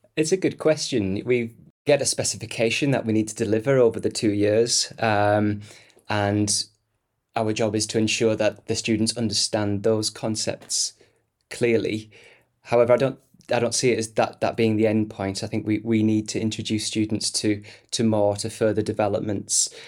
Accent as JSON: {"language": "English", "town": "Stockton-on-Tees", "region": "North East England", "country": "United Kingdom", "tie": "born or raised there", "said": "comprehensive school in the northeast of England in my, my hometown of Stockton-on-Tees."}